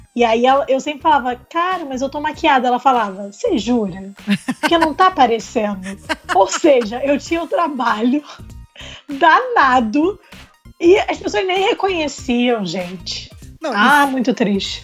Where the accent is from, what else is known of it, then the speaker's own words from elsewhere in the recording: Rio de Janeiro, Brazil; eu sou do Rio